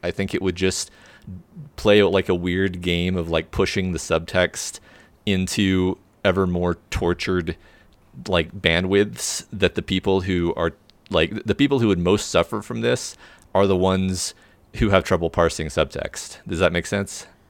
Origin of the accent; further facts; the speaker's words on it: Texas, United States; I'm super from Guestland, which is another name for Texas